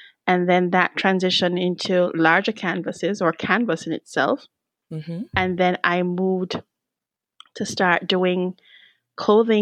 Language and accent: English; Kingston, Jamaica; moved away as an adult; also born or lived in Florida, United States; now in United States; born and raised in Kingston, Jamaica. Yes. Came here about 25 years ago.